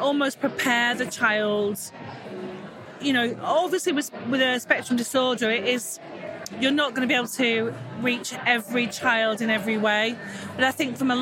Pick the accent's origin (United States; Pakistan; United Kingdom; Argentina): United Kingdom; Manchester, North West England; I'm from Manchester in the UK. So yeah, the north of England.